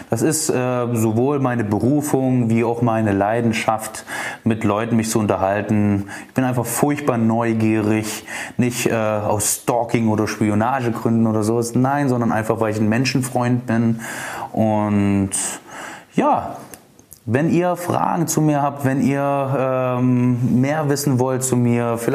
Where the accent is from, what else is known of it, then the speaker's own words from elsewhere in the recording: Dresden, Saxony, Germany; Also, ich bin am 26.10.1988 geboren in Dresden, wohne auch immer noch hier. Ich liebe diese Stadt